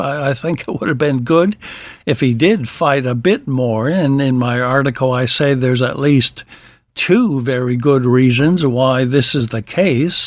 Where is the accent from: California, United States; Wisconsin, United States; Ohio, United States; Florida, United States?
Wisconsin, United States; my home state, of Wisconsin.